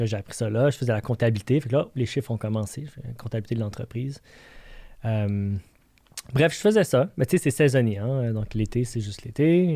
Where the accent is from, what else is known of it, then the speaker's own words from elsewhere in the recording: Montreal, Quebec, Canada; Je viens de Montréal